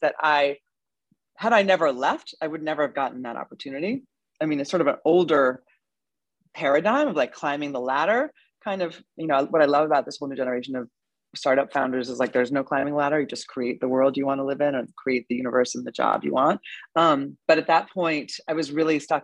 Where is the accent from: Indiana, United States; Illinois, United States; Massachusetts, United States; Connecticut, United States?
Massachusetts, United States; suburb of Boston; moved away as an adult; also born or lived in Manhattan, New York; now in New York, United States; I grew up in a nice suburb of Boston